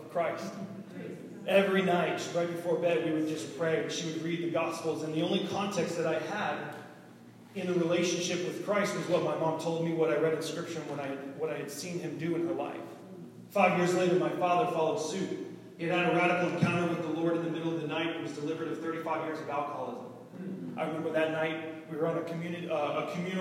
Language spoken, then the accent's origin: English; Boston, Massachusetts, United States; moved away; I'm originally from Boston, Massachusetts, the Boston area.